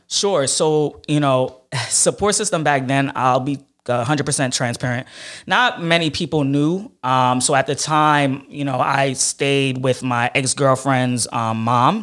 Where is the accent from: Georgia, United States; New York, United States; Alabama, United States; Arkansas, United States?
New York, United States; New York City; I grew up in Flatbush, um, and I, I stayed, my family stayed in that area till I about, uh, eleven years old